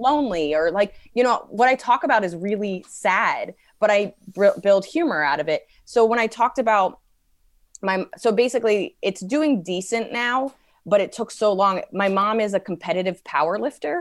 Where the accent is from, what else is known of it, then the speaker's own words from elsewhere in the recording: United States; being an American